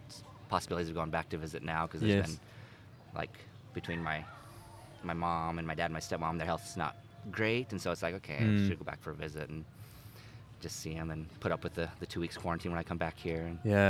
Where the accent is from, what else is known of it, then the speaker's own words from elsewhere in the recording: Utah, United States; accent: American; moved away as an adult; also born or lived in Christchurch, New Zealand; now in Auckland, New Zealand; Originally from the US.